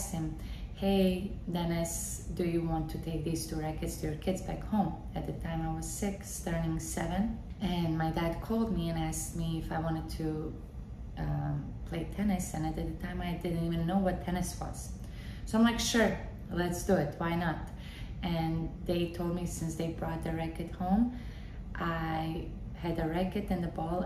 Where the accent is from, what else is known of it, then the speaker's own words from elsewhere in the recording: Bosnia & Herzegovina; also born or lived in Waco, Texas, United States; now in Wellington, United States; I'm originally from Bosnia and Herzegovina.